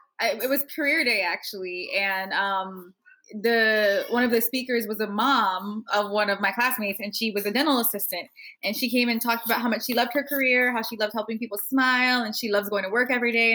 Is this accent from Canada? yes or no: no; New York City, New York, United States; also born or lived in Queens, New York; I grew up in Brownsville, Brooklyn